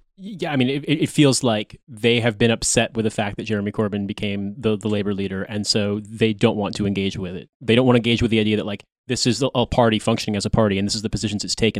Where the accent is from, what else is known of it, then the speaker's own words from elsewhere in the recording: United States; as an American